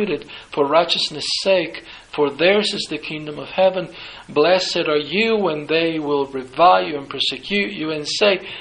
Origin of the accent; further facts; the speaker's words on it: Italy; I'm from Italy